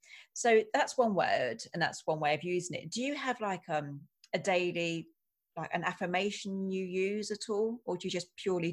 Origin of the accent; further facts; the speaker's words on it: Essex, East of England, United Kingdom; I'm from Essex. I'm quite forthright.